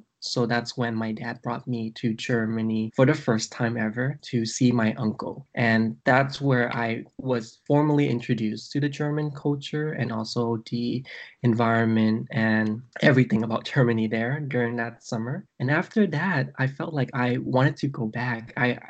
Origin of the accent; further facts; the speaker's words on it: Vietnam; I came from Vietnam. In Vietnam, back in the 1970s, we experienced the war called the Vietnam War.